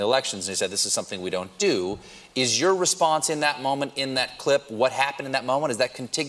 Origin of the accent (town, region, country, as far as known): United States